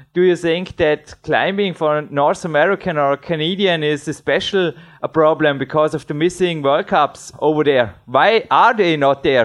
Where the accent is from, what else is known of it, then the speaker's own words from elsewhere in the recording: Dornbirn, Vorarlberg, Austria; English is a second language; here in my hometown in Dornbirn